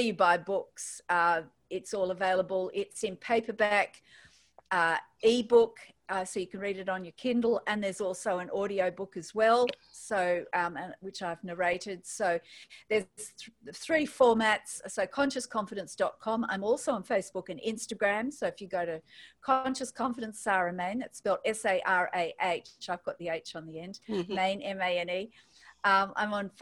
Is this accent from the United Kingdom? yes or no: no; Australia; accent: Australian; as you can tell from my accent, I'm in Australia